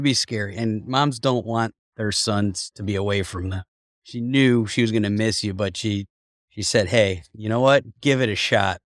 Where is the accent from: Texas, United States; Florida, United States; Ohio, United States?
Ohio, United States; Cleveland; I grew up in Cleveland